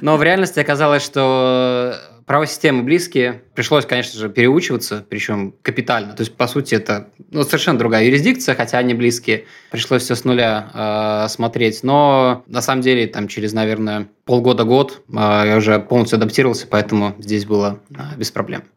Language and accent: Russian; Minsk, Belarus; moved away as an adult; now in Russia; я сам из Минска